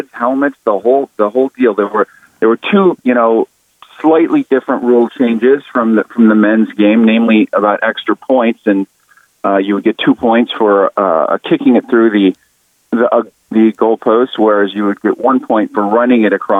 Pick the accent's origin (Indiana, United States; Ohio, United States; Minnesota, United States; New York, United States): Ohio, United States; Toledo; I grew up in Toledo